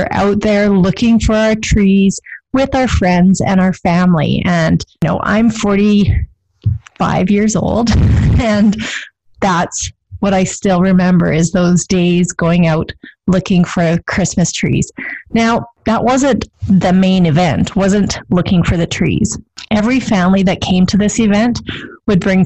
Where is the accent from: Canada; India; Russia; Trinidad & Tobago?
Canada; Pincher Creek, Alberta; I grew up in Pincher Creek